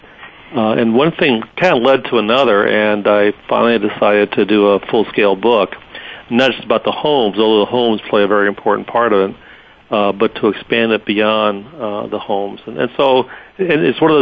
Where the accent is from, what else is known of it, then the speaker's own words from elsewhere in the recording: South Dakota, United States; I'm from South Dakota. I didn't grow up in a place with any sort of Civil War heritage whatsoever